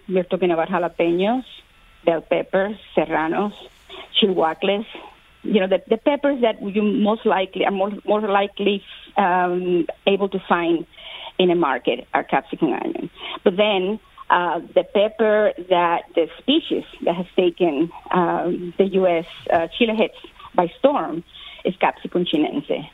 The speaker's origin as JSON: {"language": "English", "country": "Cuba", "tie": "born or raised there", "moved": "yes", "said": "I was born in Cuba"}